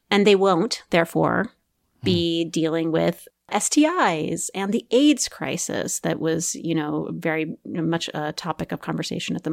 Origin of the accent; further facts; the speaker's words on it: Midwest, United States; I was raised in the Evangelical Christian Church um, in the Midwest.